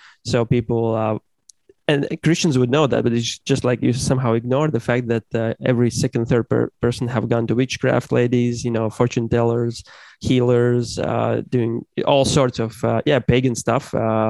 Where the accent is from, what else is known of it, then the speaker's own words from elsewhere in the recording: the Bible Belt, United States; I come from the Bible Belt, evangelical circles.